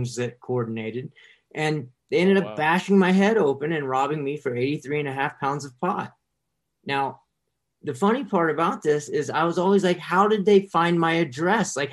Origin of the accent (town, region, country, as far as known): Decatur, United States